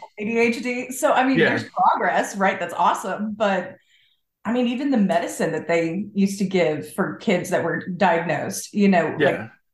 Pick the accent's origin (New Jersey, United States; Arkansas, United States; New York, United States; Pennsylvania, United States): Arkansas, United States; Fayetteville; now in Little Rock, United States; I was born and raised in Arkansas, about 3 hours north of here in Fayetteville.